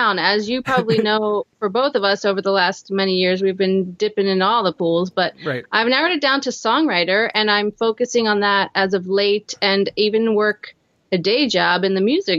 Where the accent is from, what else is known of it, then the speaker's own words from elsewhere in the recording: Philadelphia, Pennsylvania, United States; moved away; I'm from Philadelphia, Pennsylvania.